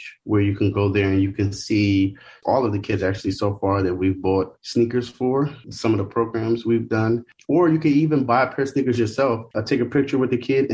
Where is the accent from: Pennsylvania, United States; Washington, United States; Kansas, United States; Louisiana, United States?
Pennsylvania, United States; Philadelphia; moved away as an adult; I'm originally from Philadelphia. I've been in Philadelphia my whole life.